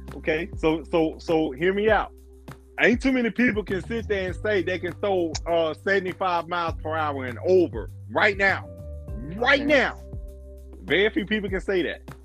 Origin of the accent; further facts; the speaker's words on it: Louisiana, Mississippi, Alabama, Deep South, United States; we grew up in Louisiana, Mississippi, Alabama